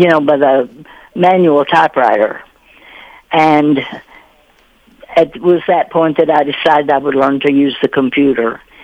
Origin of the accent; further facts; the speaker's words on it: Russell County, Kentucky, United States; moved away; Part of her farm was in Adair County, part was in Russell, and the house that I was born in was on Russell County side